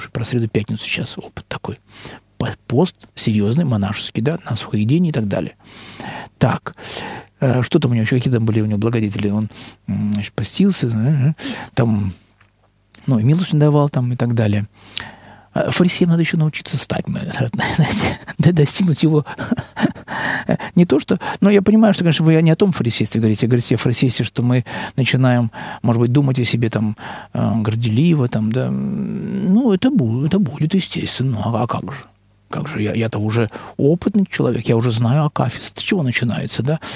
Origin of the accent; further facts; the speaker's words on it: Russia; мы из России